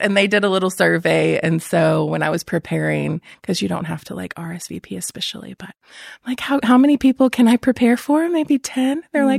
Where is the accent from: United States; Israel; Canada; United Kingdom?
United States; Chattanooga, Tennessee; I am from Tennessee, Chattanooga, outside of Chattanooga. So I flew in from there